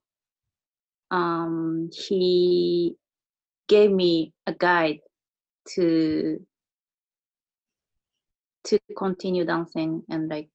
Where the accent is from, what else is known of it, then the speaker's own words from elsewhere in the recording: Japan; English is a second language; also born or lived in Adelaide, Australia; I had to go back to Japan